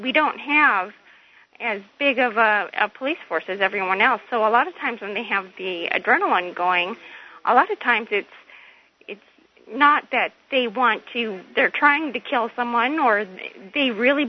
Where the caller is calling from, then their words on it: Alaska, United States; I'm calling from Alaska